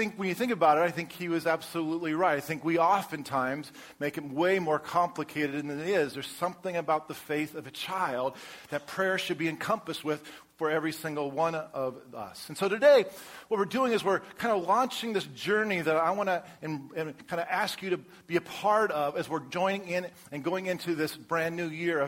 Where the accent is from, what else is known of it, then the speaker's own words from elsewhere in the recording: Colorado, United States; now in Texas, United States; I grew up in Colorado